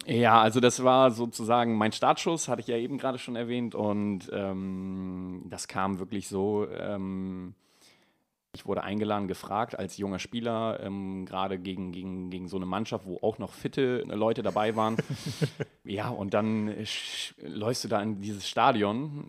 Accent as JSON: {"language": "German", "town": "Heeslingen", "region": "Lower Saxony", "country": "Germany", "tie": "born or raised there", "also_born_or_lived": "Bremervörde", "said": "aus meiner Heimat"}